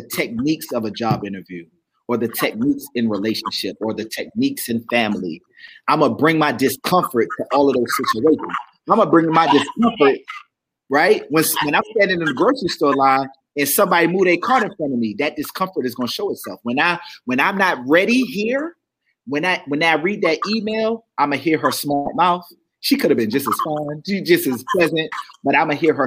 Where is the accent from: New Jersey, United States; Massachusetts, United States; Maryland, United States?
Maryland, United States; Baltimore; I'm from Baltimore.